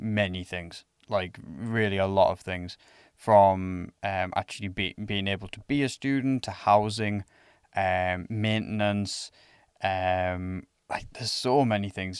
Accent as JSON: {"language": "English", "region": "England", "country": "United Kingdom", "moved": "yes", "lives_now": "Finland", "said": "I'm from England"}